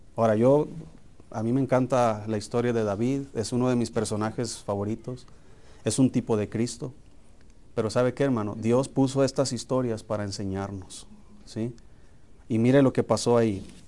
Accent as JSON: {"language": "Spanish", "town": "Hermosillo", "region": "Sonora", "country": "Mexico", "tie": "born or raised there", "said": "yo recuerdo cuando era niño, eh, en Hermosillo jugábamos fútbol en la calle."}